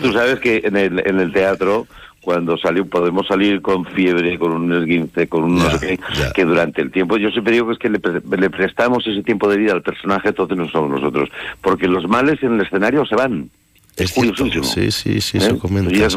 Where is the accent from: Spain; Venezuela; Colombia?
Spain; Valencia, Valencian Community; now in Madrid, Spain; yo vivo en Madrid, por soy de Valencia